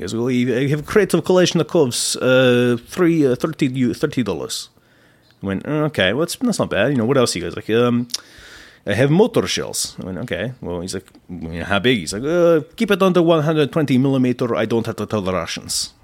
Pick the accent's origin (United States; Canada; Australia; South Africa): Australia; accent: Australian; my filthy Australian accent comes through much, much, uh, deeper